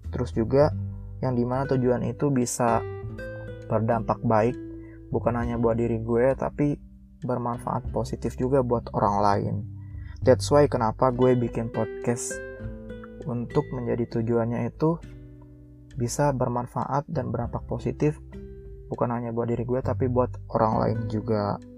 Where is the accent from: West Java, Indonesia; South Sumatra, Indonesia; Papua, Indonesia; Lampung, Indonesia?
South Sumatra, Indonesia; Sukaraja; moved away as an adult; now in Depok, Indonesia; gue ini berasal dari provinsi Sumatera Selatan yang dimana letak detailnya atau tepatnya gue tinggal itu di Sukaraja, Kecamatan Pedamaran, Kabupaten Oki. Nah, gue dari lahir sampai SMA gue tinggal di situ sampai akhirnya gue merantau di Depok.